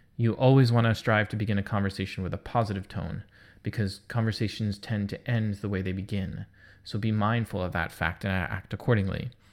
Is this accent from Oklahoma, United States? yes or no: no; New York, United States; I'm a New Yorker.